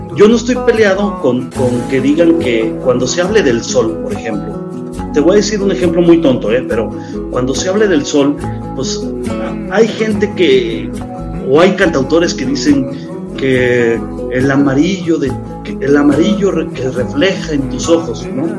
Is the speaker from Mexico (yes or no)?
yes; Aguascalientes, Mexico; yo soy de Aguascalientes